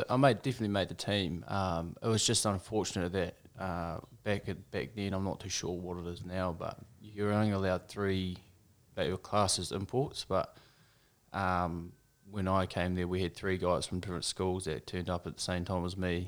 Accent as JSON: {"language": "English", "town": "Motueka", "region": "Tasman", "country": "New Zealand", "tie": "born or raised there", "also_born_or_lived": "Nelson, New Zealand", "said": "I grew up over in Motchawaka"}